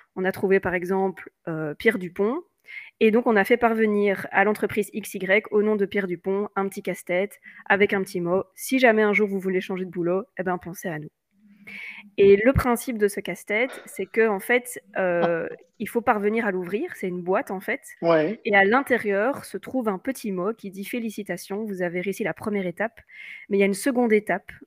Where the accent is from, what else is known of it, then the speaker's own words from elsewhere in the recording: Belgium; je suis belge.